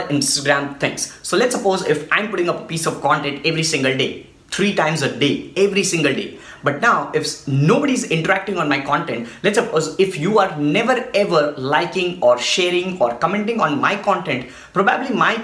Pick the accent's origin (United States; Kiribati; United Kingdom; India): India; I'm from India